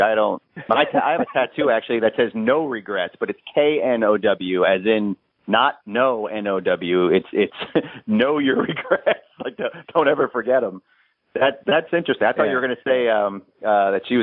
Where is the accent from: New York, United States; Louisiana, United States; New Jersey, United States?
New York, United States; I'm native New Yorker